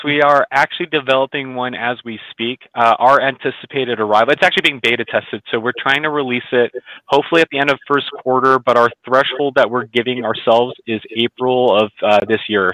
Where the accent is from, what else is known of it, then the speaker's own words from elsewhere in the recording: California, United States; I'm from California, we do auctions every business day